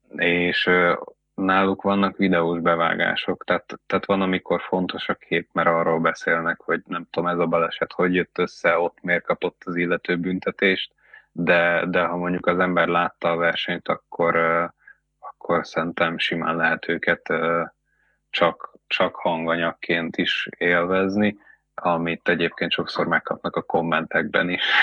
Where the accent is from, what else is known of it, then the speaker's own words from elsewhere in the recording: Veszprém, Veszprém County, Hungary; nem tagadjuk, hogy mi Veszprémiek vagyunk